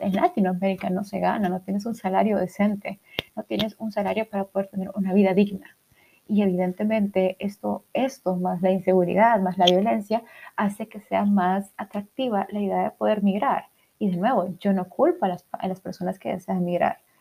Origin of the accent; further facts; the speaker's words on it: El Salvador; soy del Salvador